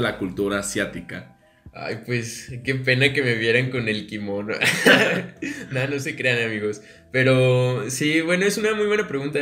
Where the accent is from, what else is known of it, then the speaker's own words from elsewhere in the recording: Mexico; soy mexicano